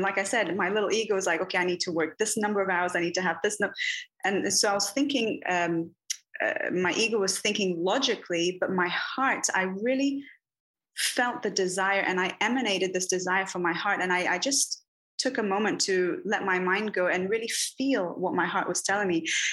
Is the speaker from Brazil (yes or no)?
yes; Bahia, Brazil; I'm from Bahia, from the Northeast. I'm not on the coast. I'm not sure if you're familiar with that, but it's a very mystical, very magical, and filled with mysticism and occult.